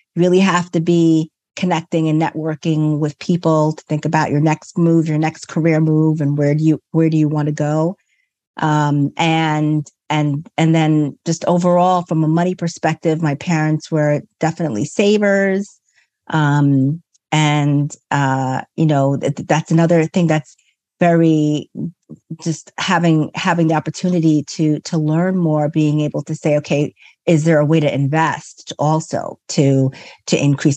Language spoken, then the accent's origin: English; New York, United States; I grew up in New York.